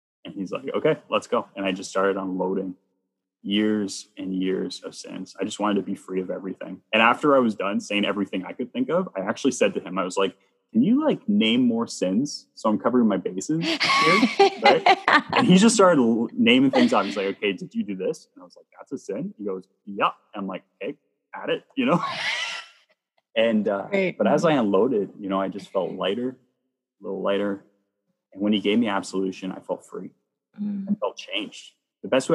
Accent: Bowmanville, Ontario, Canada; my old church growing up in Bowmanville, Ontario

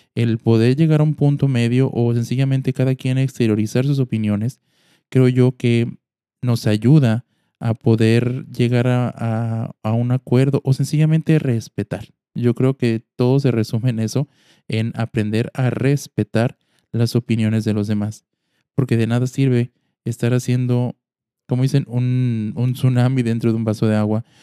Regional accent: Mexico; Como mexicanos

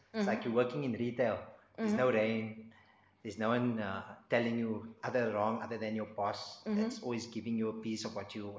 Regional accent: Cape Town, Western Cape, South Africa; I was born in Cape Town, homebred, on the coast.

